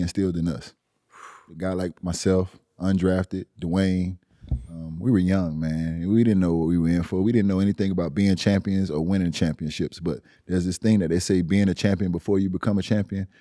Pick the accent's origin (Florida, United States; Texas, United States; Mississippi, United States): Florida, United States; Miami; I'm from Liberty City.